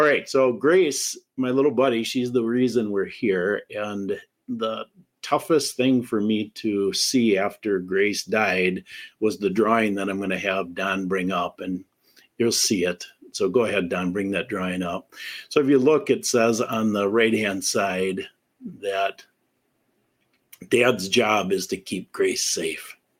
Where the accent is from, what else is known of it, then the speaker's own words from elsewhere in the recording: Wisconsin, United States; I'm from Wisconsin